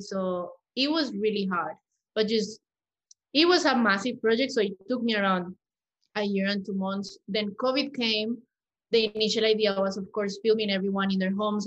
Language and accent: English; Colombia; English is a second language; moved away as an adult; also born or lived in Mexico City, Mexico; now in Australia; I am a Colombian woman. I was actually born in Mexico, but I grew up in Colombia.